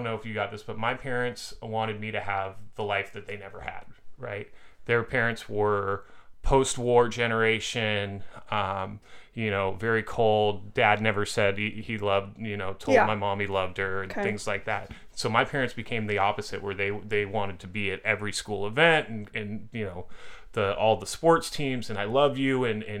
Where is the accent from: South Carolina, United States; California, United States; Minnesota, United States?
California, United States; Orinda; now in Los Angeles, United States; I'm from Orinda.